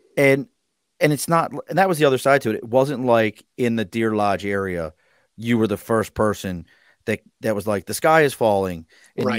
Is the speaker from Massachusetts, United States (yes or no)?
no; Baltimore, Maryland, United States; Growing up in Baltimore, Steel City